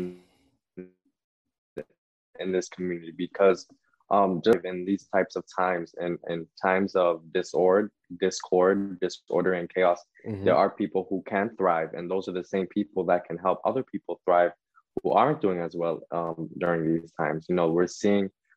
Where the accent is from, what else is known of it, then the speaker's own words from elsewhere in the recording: Jersey City, New Jersey, United States; also born or lived in Manhattan, New York; I was raised in Jersey City.